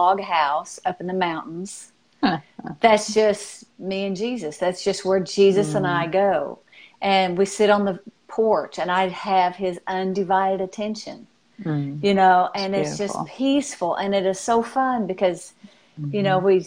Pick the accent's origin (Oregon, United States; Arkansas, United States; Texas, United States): Arkansas, United States; I'm from Arkansas